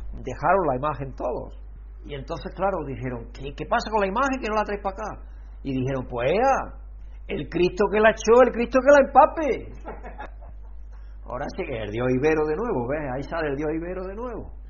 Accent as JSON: {"language": "Spanish", "town": "Alcalá la Real", "region": "Andalusia", "country": "Spain", "said": "donde nosotros somos, de Alcalá Real"}